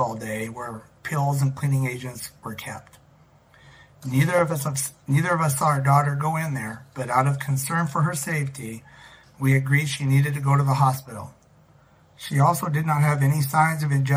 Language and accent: English; Glasgow, Montana, United States; I was born in Glasgow, Montana, and have lived in Montana much of my life.